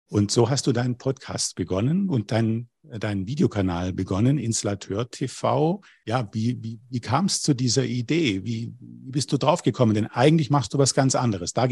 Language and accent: German; Bavaria, Germany; Ich komme aus dem Allgäu, genau.